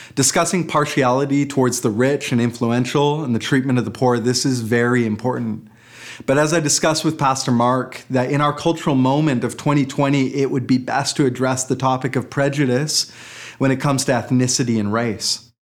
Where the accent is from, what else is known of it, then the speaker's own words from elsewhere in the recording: Port Moody, British Columbia, Canada; that last year of high school at Portmooty Secondary